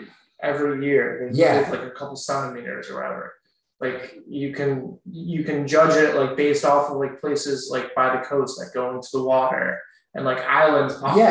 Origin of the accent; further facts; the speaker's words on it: Vermont, United States; my home state of Vermont